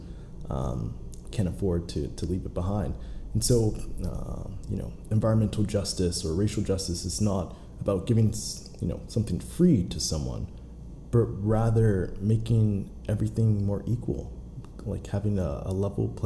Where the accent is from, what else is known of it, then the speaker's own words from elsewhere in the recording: Pittsburgh, Pennsylvania, United States; I'm actually from Pittsburgh